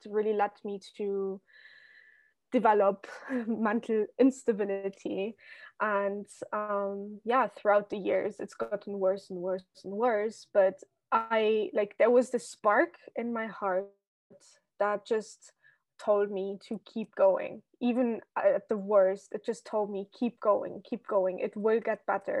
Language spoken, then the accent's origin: English; Luxembourg; moved away as an adult; now in Amsterdam, Netherlands; I lived in my home country, Luxembourg, which, for everyone listening who doesn't know, it's like a tiny country in the middle of Europe, filled with nature and castles. And yeah, so basically I was born there and grew up there